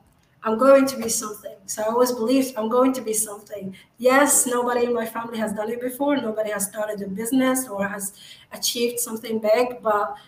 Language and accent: English; Agadir, Souss-Massa, Morocco; now in Dubai, United Arab Emirates; So I'm Moroccan. I'm from Morocco, and I was born in a small city called Agadir